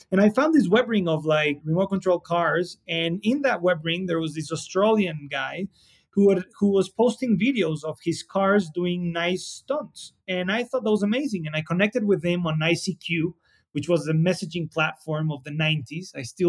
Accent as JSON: {"language": "English", "region": "Mexico City", "country": "Mexico", "tie": "born or raised there", "said": "Mexico City is a little bit of a crazy place. You know, there's 20-some million people that live here."}